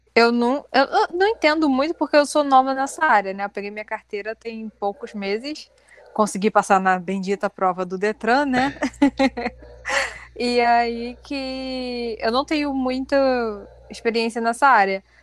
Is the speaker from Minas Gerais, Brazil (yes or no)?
no; Rio de Janeiro, Brazil; a gente é do Rio